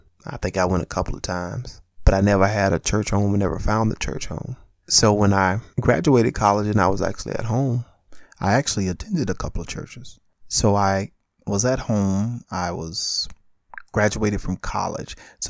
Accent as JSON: {"language": "English", "town": "Spartanburg", "region": "South Carolina", "country": "United States", "tie": "born there", "also_born_or_lived": "Atlanta, Georgia", "said": "I was born in Spartanburg, South Carolina. I went to church in Spartanburg, South Carolina. I moved to Atlanta, Georgia, East Point to be exact, Stanton Road, and a bus was taking me to church."}